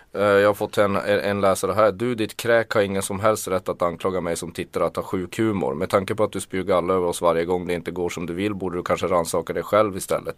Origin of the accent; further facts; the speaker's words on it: Kiruna, Norrbotten County, Sweden; now in Stockholm, Sweden; om jag åkte hem till Kiruna